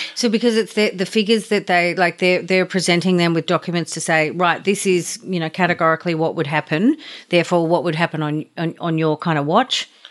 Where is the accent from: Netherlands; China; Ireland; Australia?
Australia; as an Australian